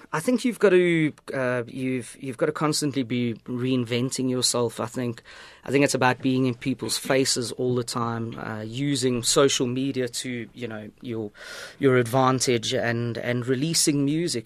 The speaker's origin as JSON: {"language": "English", "area": "East Rand", "region": "Gauteng", "country": "South Africa", "tie": "born or raised there", "also_born_or_lived": "England", "moved": "as an adult", "said": "growing up in the East Rand"}